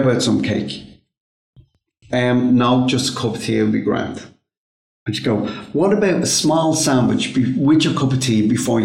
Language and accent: English; Ireland; I'm Irish